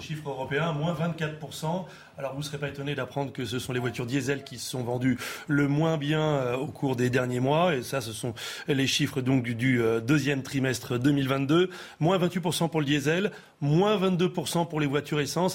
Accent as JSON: {"language": "French", "country": "France", "said": "chez nous en France"}